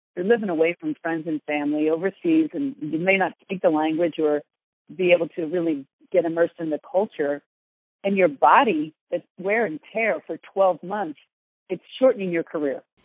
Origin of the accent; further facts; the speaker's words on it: Philadelphia, Pennsylvania, United States; I'm from Philly and sarcasm is sort of our natural language there.